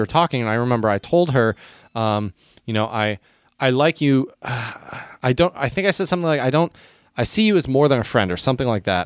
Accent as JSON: {"language": "English", "country": "United States", "said": "as an American"}